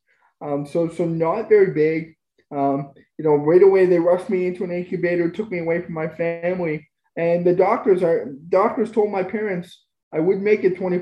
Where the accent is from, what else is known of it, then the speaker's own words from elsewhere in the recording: Spruce Grove, Alberta, Canada; also born or lived in Edmonton; I grew up in Spruce Grove, moved back to Edmonton for college